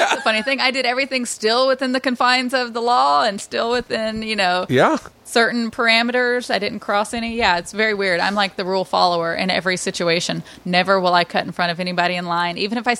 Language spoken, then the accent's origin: English; the South, United States; And growing up in the South, that was the form of discipline.